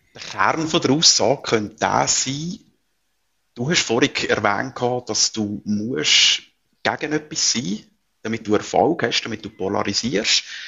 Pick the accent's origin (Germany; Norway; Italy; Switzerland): Switzerland; bei uns in der Schweiz